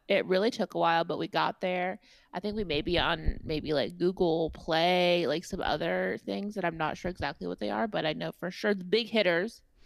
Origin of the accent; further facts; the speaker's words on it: Indiana, United States; I am a Hoosier and I have my own accent.